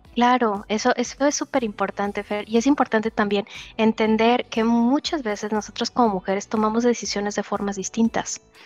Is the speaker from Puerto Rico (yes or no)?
no; Mexico; moved away as an adult; now in Germany; Yo soy mexicana